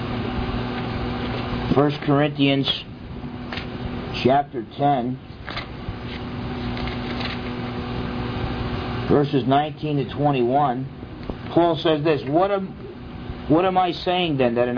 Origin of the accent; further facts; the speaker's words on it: New Jersey, United States; when I was growing up in New Jersey